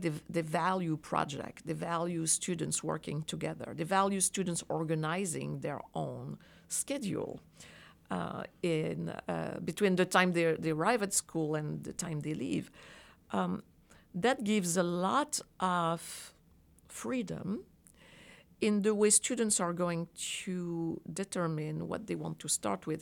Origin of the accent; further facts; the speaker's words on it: France; moved away as an adult; now in United States; I grew up in France